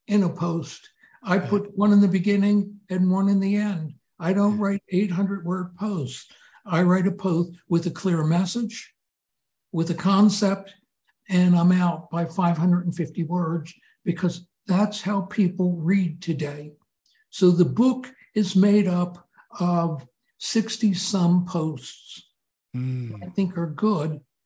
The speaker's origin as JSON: {"language": "English", "town": "Philadelphia", "region": "Pennsylvania", "country": "United States", "tie": "born or raised there", "said": "I grew up in Philadelphia"}